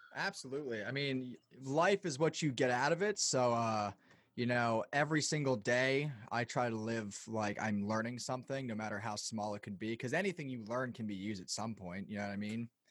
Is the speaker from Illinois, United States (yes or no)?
no; Lancaster, Pennsylvania, United States; in Lancaster, where I'm from